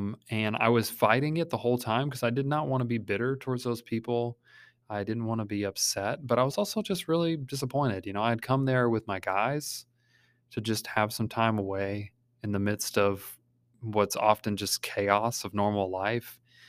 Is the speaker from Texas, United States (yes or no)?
no; Kentucky, United States; I mean, we're from Kentucky, you know, we're supposed to be friendly